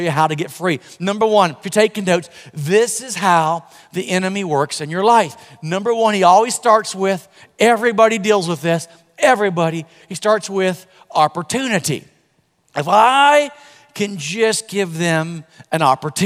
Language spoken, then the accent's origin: English; Florida, United States; I'm from Florida